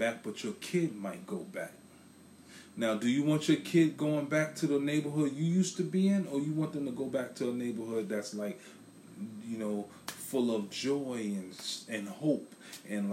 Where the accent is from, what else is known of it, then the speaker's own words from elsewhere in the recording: New York City, New York, United States; now in Philadelphia, United States; I'm in Philadelphia, I'm from Brooklyn